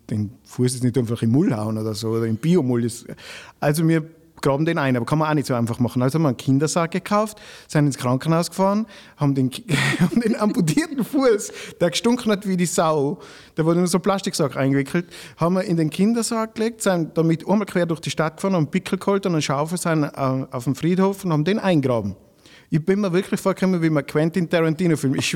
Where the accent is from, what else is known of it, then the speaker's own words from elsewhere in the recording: Grins, Tyrol, Austria; now in Strengen, Austria; in Grins, wo ich wohne, ich komme aus Grins, also ich wohne eigentlich in Strengen, aber ich komme aus Grins